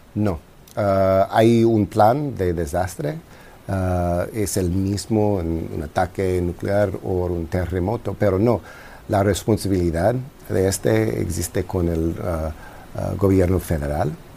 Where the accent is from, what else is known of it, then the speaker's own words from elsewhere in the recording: Los Angeles, California, United States; yo soy un angeleno, un californio